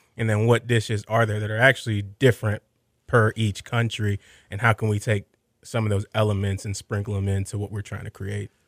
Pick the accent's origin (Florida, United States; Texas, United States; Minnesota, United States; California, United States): Texas, United States; Sugar Land; also born or lived in Alief, Houston; growing up in the Houston area, I actually lived in Sugarland, but spent all my time in A Leaf, Southwest Houston